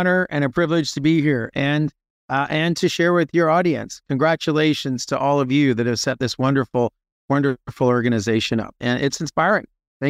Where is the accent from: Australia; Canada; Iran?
Canada; Toronto, Ontario; moved away as an adult; also born or lived in Montreal; now in United States; I was born in Montreal during the what was called the FLQ crisis. My dad and many other people moved to Toronto. And so was born in Canada, grew up in and around Toronto, Canada, and eventually moved to the U.S. when I was in my late 20s.